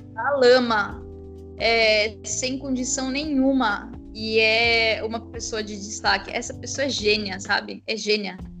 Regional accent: São Paulo, Brazil; accent: paulistano; also born or lived in Curitiba, Paraná; o sotaque São Paulo bossa é forte demais para é, ser apagado

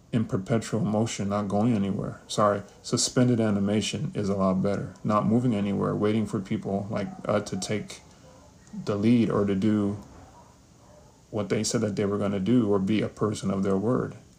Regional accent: New York City, New York, United States; also born or lived in Kansas; I was born in Kansas. I was raised in the Bronx. New York, New York, that is 10455 to be exact, 212

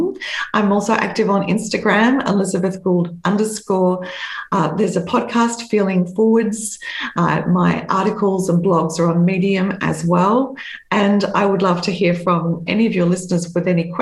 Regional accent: Australia; in my hometown in Australia

